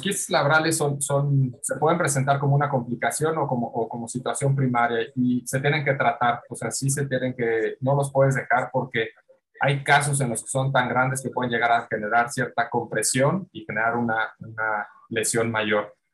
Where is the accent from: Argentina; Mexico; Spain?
Mexico; Mexico City; nací aquí en la Ciudad de México